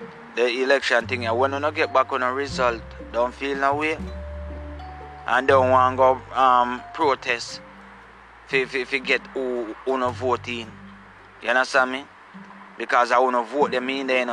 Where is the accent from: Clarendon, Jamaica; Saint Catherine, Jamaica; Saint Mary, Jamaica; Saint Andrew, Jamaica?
Saint Catherine, Jamaica; I come from Gullin Grove, St. Catherine, the borderline of St. Mary and St. Catherine. So where me come from